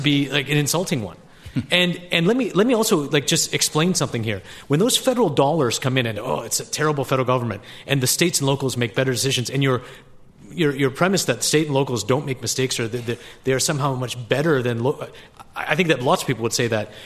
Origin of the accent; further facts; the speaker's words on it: Canada; moved away; I was born in Canada